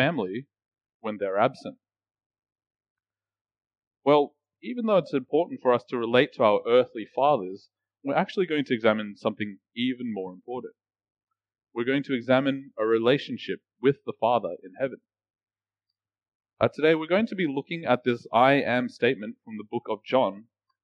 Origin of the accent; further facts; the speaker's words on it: Australia; I grew up in Australia